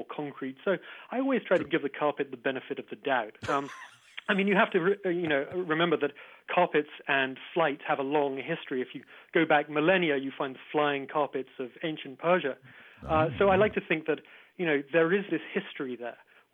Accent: England, United Kingdom

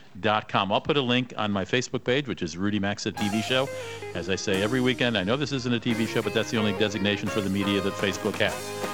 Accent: United States; I'm American.

